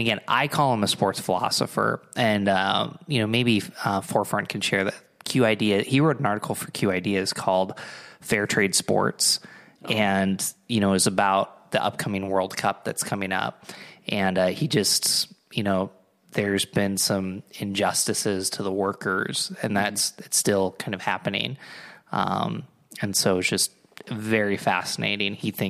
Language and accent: English; Endicott, New York, United States; also born or lived in Binghamton; Well, technically, I'm from Endicott, which is the home of IBM.